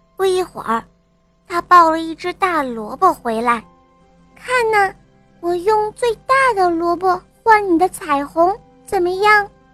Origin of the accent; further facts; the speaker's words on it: Kaifeng, Henan, China; 我五十九个月了，我来自河南开封